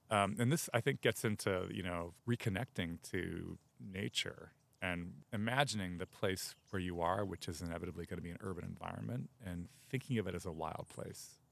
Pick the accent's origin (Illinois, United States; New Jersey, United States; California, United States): Illinois, United States; outside Chicago; now in Los Angeles, United States; I grew up outside Chicago